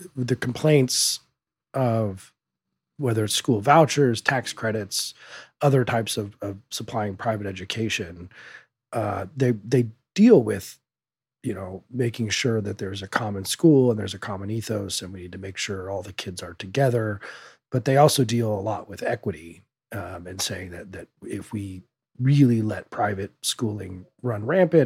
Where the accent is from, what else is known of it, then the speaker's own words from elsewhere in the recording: Denver, Colorado, United States; I grew up in South Denver metro area